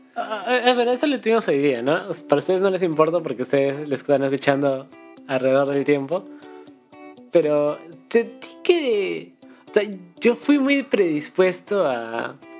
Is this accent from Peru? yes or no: yes; Cusco, Peru; now in Lima, Peru; me mudé a Lima y. Porque somos de Cusco